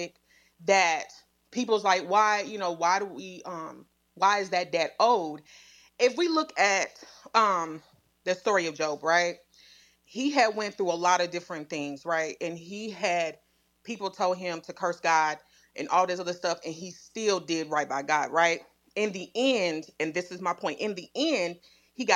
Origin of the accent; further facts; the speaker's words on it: Midwest, United States; I grew up in the Midwest